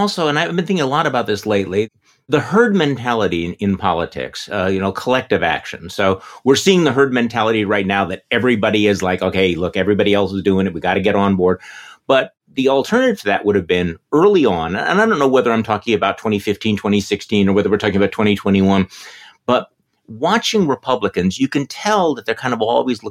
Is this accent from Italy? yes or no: no; Milwaukee, Wisconsin, United States; here in my hometown in Milwaukee